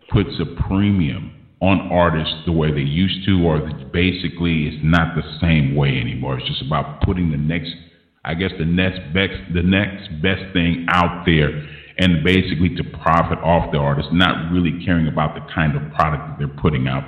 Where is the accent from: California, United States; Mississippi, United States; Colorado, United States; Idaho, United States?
California, United States; Los Angeles; growing up in South Central